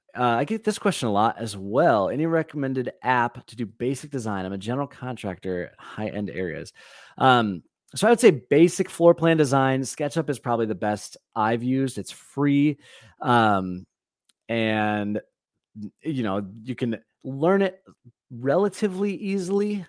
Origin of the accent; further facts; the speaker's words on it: Valparaiso, Indiana, United States; I grew up in Valparaiso, Indiana